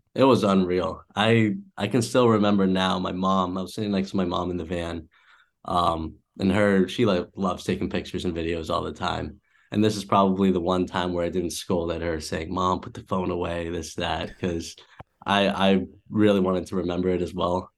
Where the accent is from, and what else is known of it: Massachusetts, United States; born or raised there; also born or lived in Cleveland, Ohio